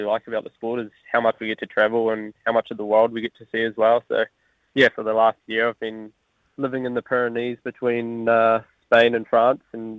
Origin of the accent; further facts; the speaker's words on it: New Zealand; moved away as an adult; I came from New Zealand, where you grow up doing a lot for yourself